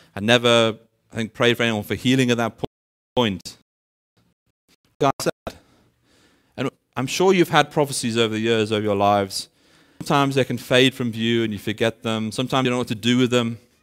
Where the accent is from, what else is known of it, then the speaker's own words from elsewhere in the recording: United Kingdom; moved away as an adult; now in Benoni, South Africa; I'm originally from the U K, actually.